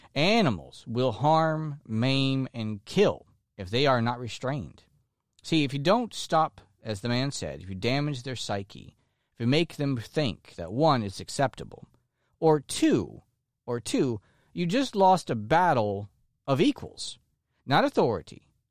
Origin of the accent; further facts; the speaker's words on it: Florida, United States; like myself. who are lifelong Floridians, people who have been born and raised in Florida